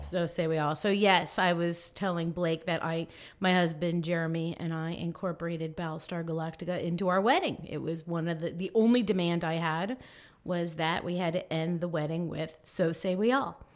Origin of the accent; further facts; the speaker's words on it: Miami, Florida, United States; now in Tallahassee, United States; I grew up in Miami, loved it down there, beautiful